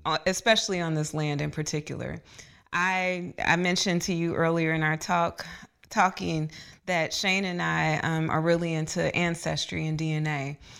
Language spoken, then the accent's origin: English; Dayton, Ohio, United States; now in Atlanta, United States; growing up in Dayton, Ohio, in elementary school in the eighties and nineties